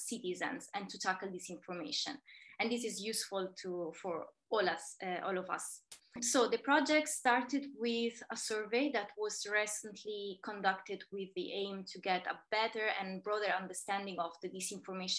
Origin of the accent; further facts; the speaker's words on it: Terni, Umbria, Italy; moved away as an adult; also born or lived in Kenya / Malta / Jordan / Spain; in my hometown, in Terni